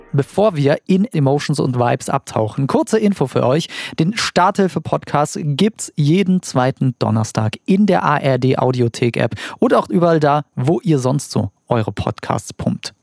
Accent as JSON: {"language": "German", "region": "Saarland", "country": "Germany", "said": "Ich bin aus dem Saarland"}